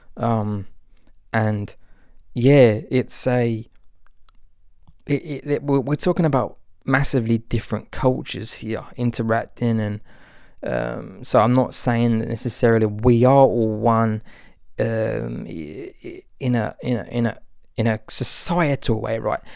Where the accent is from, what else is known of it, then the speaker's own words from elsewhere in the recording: Albion, England, United Kingdom; moved away; the place that I grew up in Albion